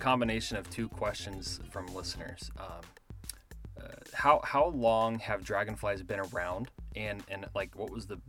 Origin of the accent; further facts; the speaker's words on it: Texas, United States; moved away; I'm originally from Texas